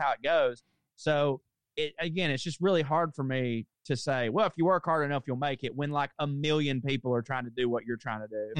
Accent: the South, United States; moved away; also born or lived in New York; what do people mostly expect of me as being a Southerner

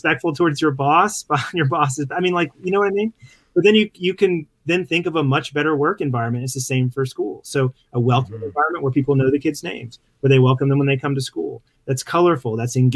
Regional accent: Mississippi Gulf Coast, United States; moved away; I grew up in on the Mississippi Gulf Coast

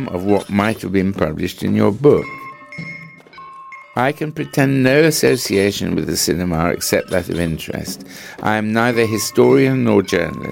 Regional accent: England, United Kingdom; I am from England, in America for the first time, and leaving in about a fortnight.

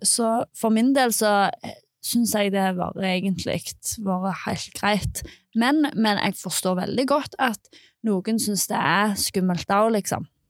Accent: Nærbø, Rogaland, Norway; jeg kom ifra Nærbø

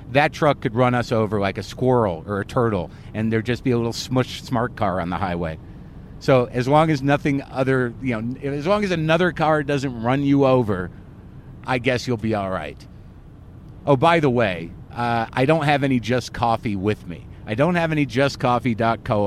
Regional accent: Albuquerque, New Mexico, United States; moved away; I grew up in Albuquerque, New Mexico.

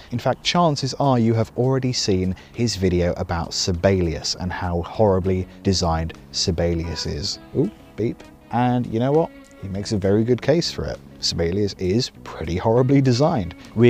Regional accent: United Kingdom; With YouTube in particular, a lot of the delivery is this kind of exhausting enthusiasm that just, as a Brit, does my head in.

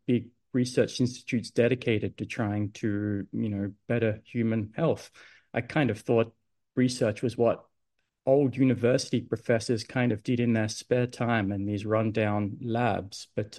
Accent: Adelaide, South Australia, Australia; moved away as an adult; now in Sydney, Australia; So I grew up in Adelaide

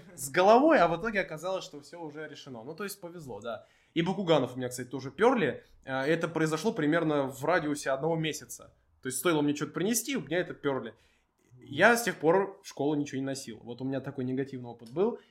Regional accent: Moscow, Russia; мы москвичи, пишем в Москве

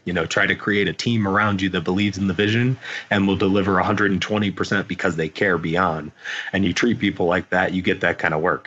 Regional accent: Indiana, United States; moved away; Growing up in Indiana

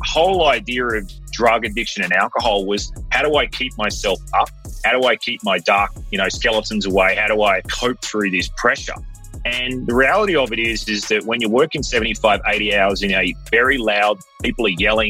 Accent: Melbourne, Victoria, Australia; born there; Yes, I was born in Melbourne, actually.

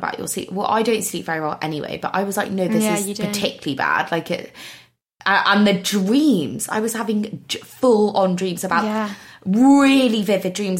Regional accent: United Kingdom; I'm very British

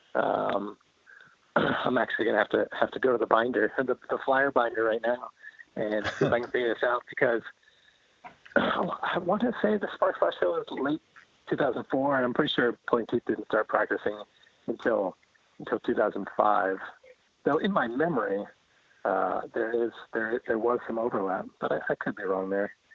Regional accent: Flemington, New Jersey, United States; moved away as an adult; also born or lived in Maryland; I grew up in New Jersey, in central New Jersey, uh, Hunterdon County. So okay. this was Flemington.

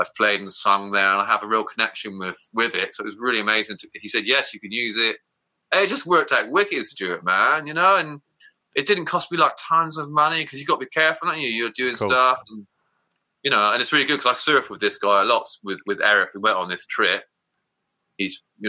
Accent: Somerset, South West England, United Kingdom; growing up in Somerset

